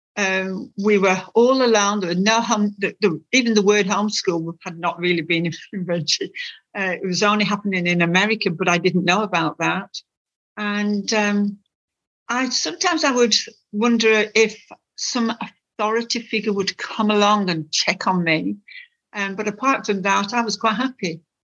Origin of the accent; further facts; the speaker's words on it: Lancashire, North West England, United Kingdom; moved away; in the northwest, um, in Lancashire